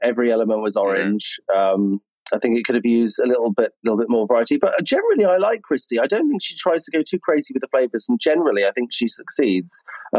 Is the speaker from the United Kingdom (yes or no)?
yes; United Kingdom; We're British, darling.